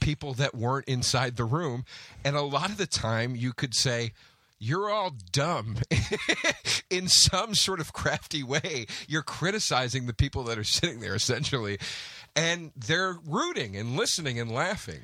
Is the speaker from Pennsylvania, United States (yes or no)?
no; New Jersey, United States; I grew up basically in Jersey